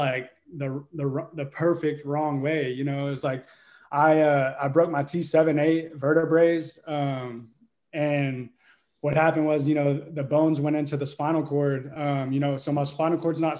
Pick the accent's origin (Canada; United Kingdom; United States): United States; Burleson, Texas; I am from Texas, just outside of Fort Worth, and from Burleson, Texas